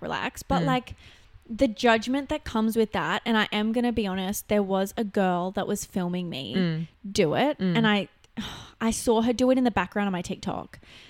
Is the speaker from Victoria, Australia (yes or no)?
no; Newcastle, New South Wales, Australia; my hometown. Like Newcastle's small